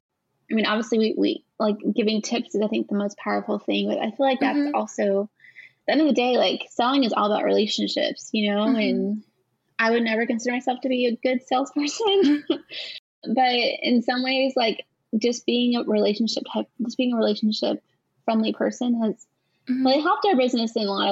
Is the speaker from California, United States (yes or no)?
yes; California, United States; moved away; I am originally from California